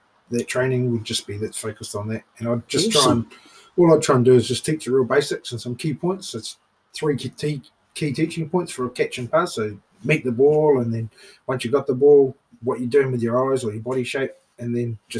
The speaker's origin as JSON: {"language": "English", "town": "Waitara", "region": "Taranaki", "country": "New Zealand", "tie": "born or raised there", "also_born_or_lived": "Wellington", "said": "born in Waitara."}